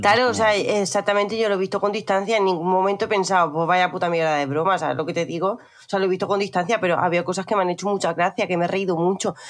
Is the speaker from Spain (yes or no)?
yes; Spain; also born or lived in Murcia / Catalonia; yo que soy murciana y catalana